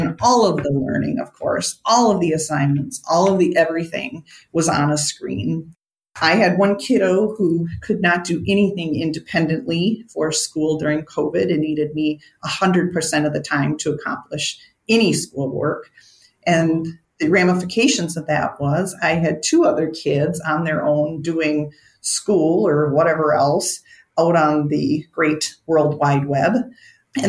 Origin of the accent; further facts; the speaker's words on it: Minnesota, United States; I'm a Minnesotan